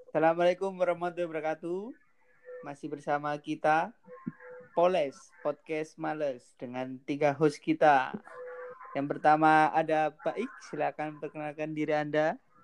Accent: Gresik, East Java, Indonesia; now in Surabaya, Indonesia; gue lahir di Gresik, tapi tinggal saya di Surabaya

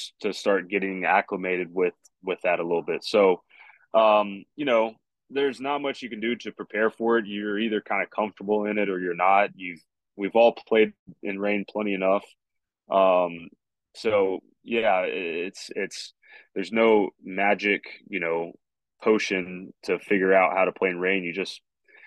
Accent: Oklahoma City, Oklahoma, United States; I grew up in Oklahoma City, you know, went to school there and still live there

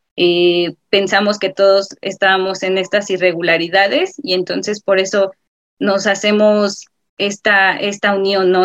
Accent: Mexico; como ciudadano y como mexicano

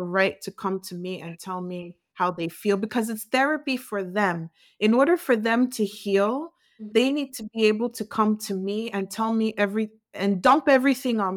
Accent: United States; I grew up in the U.S.

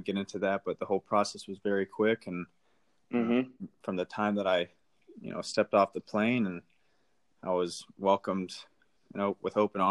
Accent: Overland Park, Kansas, United States; moved away as an adult; now in Fredericia, Denmark; I'm from Overland Park, Kansas

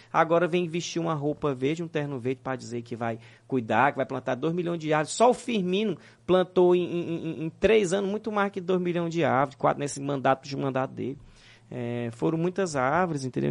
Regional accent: Northeast Region, Brazil; eu sou nordestino nato

